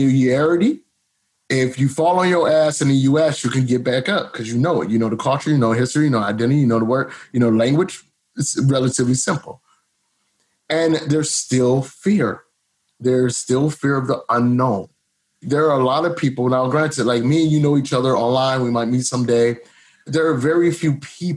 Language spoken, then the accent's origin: English; Cleveland, Ohio, United States; moved away; I grew up in Cleveland, Ohio, 99.9% black